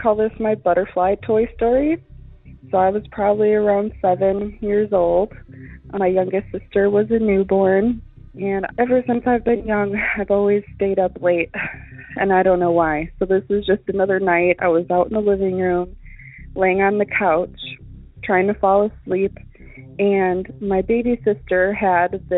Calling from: Wisconsin, United States; I'm calling from Wisconsin

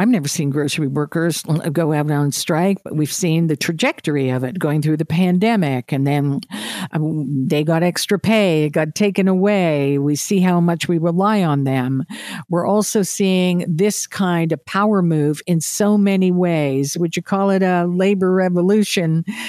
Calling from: Atlantic Canada, Canada; I'm talking here from Atlantic Canada, some of the places I want to go to, they say, we can't open at night.

